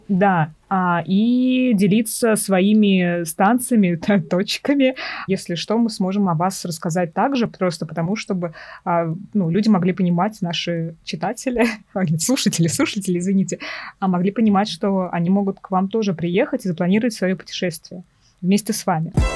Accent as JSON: {"language": "Russian", "town": "Tolyatti", "region": "Samara Oblast", "country": "Russia", "tie": "born or raised there", "said": "когда росла в Тольятти"}